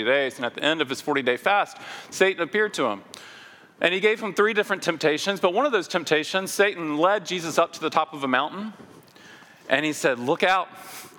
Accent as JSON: {"language": "English", "town": "Memphis", "region": "Tennessee", "country": "United States", "tie": "born or raised there", "said": "in my hometown in Memphis, Tennessee"}